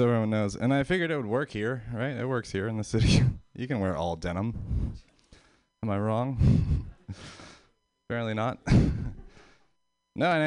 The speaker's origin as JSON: {"language": "English", "region": "Pennsylvania", "country": "United States", "moved": "yes", "said": "I'm from Pennsylvania"}